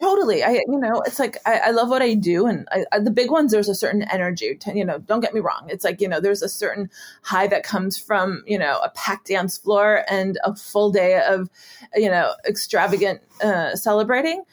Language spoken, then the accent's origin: English; Wisconsin, United States; moved away; in a park uh, in my hometown